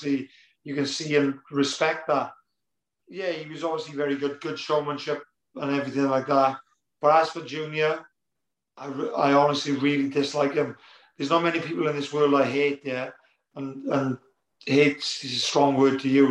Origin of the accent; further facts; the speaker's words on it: near Cardiff, Wales, United Kingdom; it's in Cardiff as well, which is basically, you know, my hometown. Well, it's not far away anyway